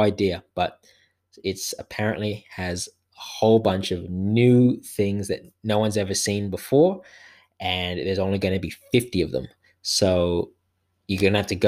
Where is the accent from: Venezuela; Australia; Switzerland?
Australia; I'm a ninja from Australia